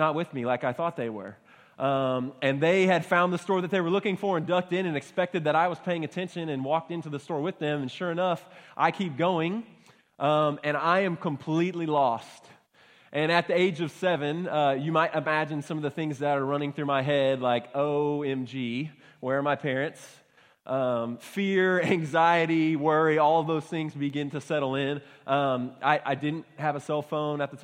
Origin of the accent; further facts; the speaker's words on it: Baytown, Texas, United States; I grew up in Baytown, Texas, so not too far from here